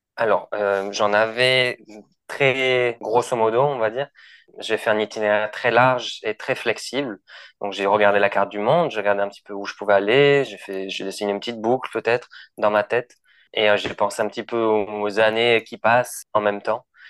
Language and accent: French; Toulouse, Occitania, France; moved away as an adult; also born or lived in Lima, Peru; je suis de Toulouse à la base